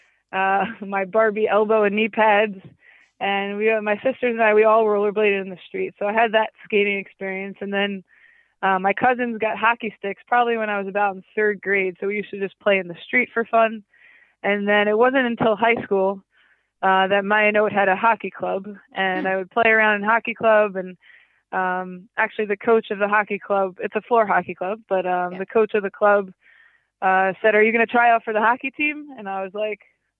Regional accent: Fair Lawn, New Jersey, United States; I grew up in a modern Orthodox family in Fairlawn.

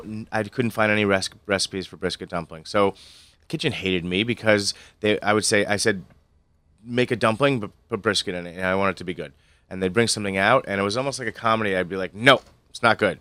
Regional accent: Stamford, Connecticut, United States; moved away as an adult; also born or lived in Chicago; I grew up in Stamford

